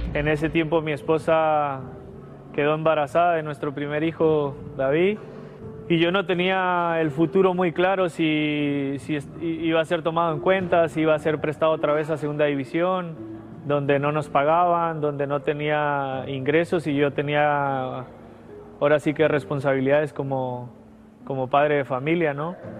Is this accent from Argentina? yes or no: no; Mexico; yo como mexicano